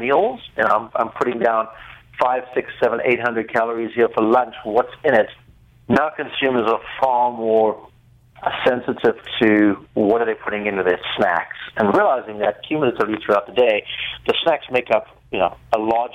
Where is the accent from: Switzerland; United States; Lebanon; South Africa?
South Africa; accent: South African; I'm actually South African.